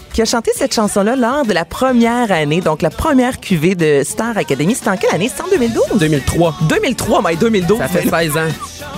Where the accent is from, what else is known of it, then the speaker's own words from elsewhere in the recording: Boucherville, Quebec, Canada; also born or lived in Varennes; on vient de Varennes Boucherville, en fait. Donc, j'étudiais à De Mortagne, tout comme elle.